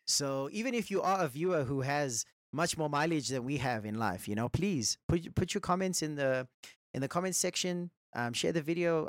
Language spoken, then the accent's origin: English; Johannesburg, Gauteng, South Africa; we're from South Africa, Johannesburg